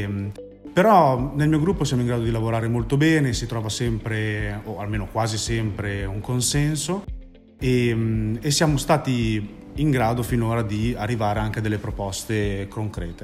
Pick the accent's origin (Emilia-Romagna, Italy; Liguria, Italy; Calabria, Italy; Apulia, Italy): Emilia-Romagna, Italy; Bologna; vengo da Bologna